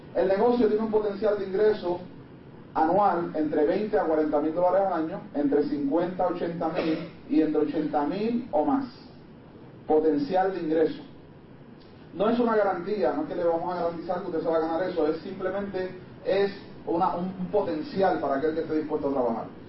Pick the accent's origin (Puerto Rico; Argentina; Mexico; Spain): Puerto Rico; Me encontraba en mi país